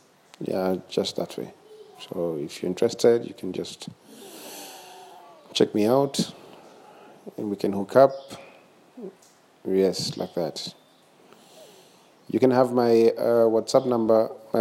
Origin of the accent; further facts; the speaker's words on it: Tanzania; from Tanzania.